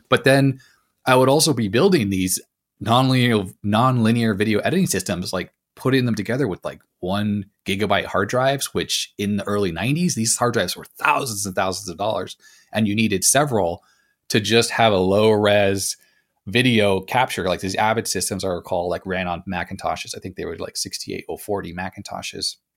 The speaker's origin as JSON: {"language": "English", "town": "Los Angeles", "region": "California", "country": "United States", "tie": "born or raised there", "also_born_or_lived": "Canada", "said": "I grew up in Los Angeles originally after I left Canada"}